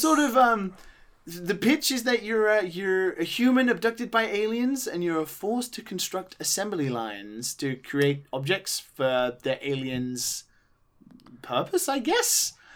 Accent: United Kingdom; being British

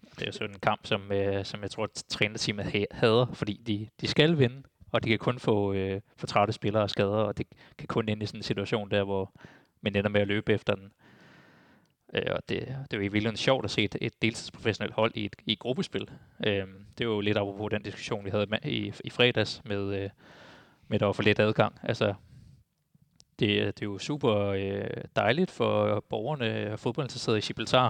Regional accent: Denmark; jeg er jo også dansker

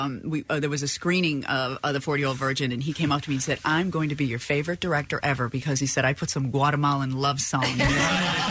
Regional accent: Chicago, Illinois, United States; moved away; I was still living in Chicago. I'm from Chicago. I was still living there.

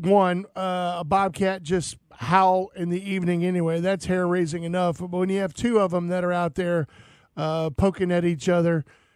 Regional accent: Cajun, Louisiana, United States; being a Cajun kid

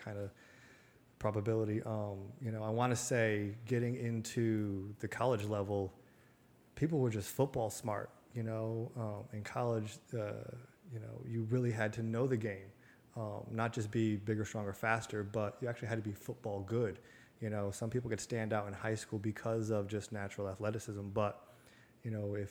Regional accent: Connecticut, United States; my hometown. You know, it's a very small, middle America type town, blue collar, on a river in Connecticut

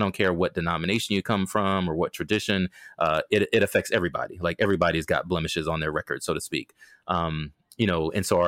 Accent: Maryland, United States; also born or lived in Okinawa, Japan; I mean, I was born in Okinawa, Japan, because of my dad's military service. And so my whole life, once we landed in Maryland, was on a large military installation.

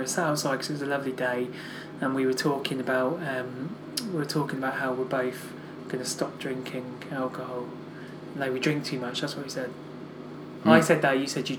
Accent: New York City, New York, United States; In the Bronx.

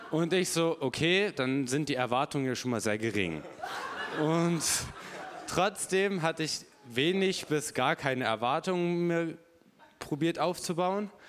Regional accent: Hamburg, Germany; weil ich komme aus Hamburg, immer einmal im Monat hier in die Gemeinde zu kommen.

